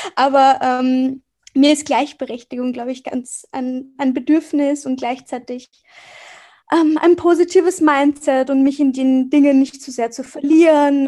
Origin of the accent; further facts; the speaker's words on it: Vienna, Austria; Ich bin aus Wien, also ich bin in Wien geboren und aufgewachsen